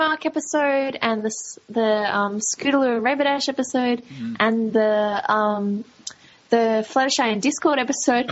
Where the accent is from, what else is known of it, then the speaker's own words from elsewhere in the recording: Australia; accent: Australian; I'm Australian